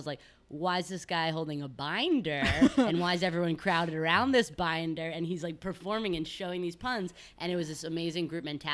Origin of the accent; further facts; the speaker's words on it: Westchester, New York, United States; I'm from Westchester